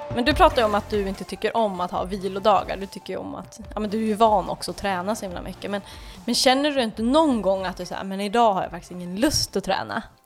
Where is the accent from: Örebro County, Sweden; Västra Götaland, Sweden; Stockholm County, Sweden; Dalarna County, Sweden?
Dalarna County, Sweden; also born or lived in Falun / Grövelsjön; jag är väl uppväxt i Dalarna så där är vi vana vid snö